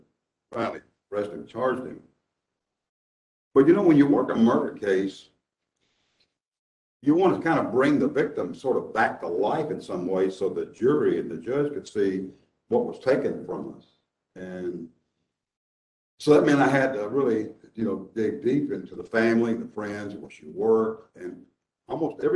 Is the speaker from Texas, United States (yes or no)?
yes; Dallas, Texas, United States; now in Nashville, United States; when I was a child growing up in Dallas